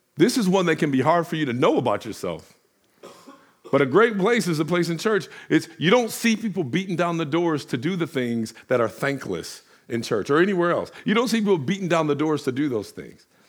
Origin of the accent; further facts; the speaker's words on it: Detroit, Michigan, United States; I'm from Detroit